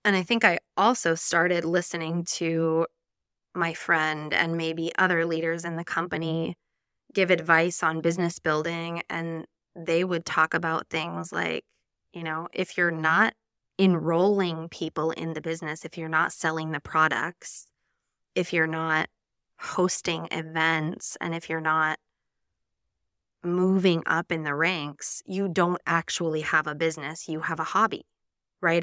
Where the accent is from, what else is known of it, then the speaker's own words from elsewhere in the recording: Nevada, United States; moved away as an adult; now in Spain; I'm an American from the beautiful state of Nevada, and I moved to Spain almost nine years ago now